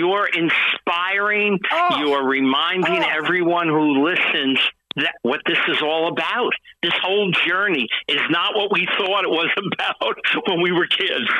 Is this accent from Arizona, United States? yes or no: no; New York, United States; moved away; "Your accent." And then we started talking. "Oh, you're from New York originally." "Oh, yeah, I'm from New York."